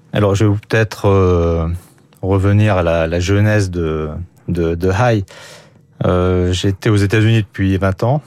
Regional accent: France; je suis français

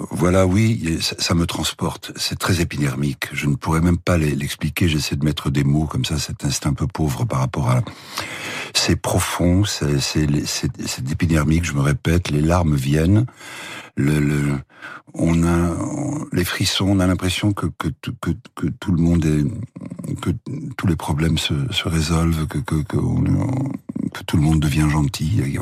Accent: Paris, Île-de-France, France; born or raised there

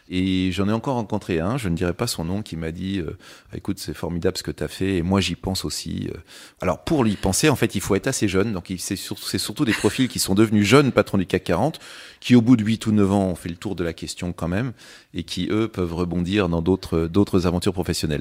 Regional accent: Châtellerault, Nouvelle-Aquitaine, France; moved away as an adult; also born or lived in London; je venais surtout de, de Châtellerault, qui est, qui est la ville, euh, voilà, où j'ai, où j'ai grandi

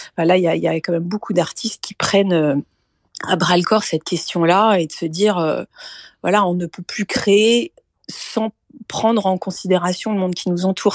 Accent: Brittany, France; c'était la Bretagne et que c'est aussi ma ma terre natale

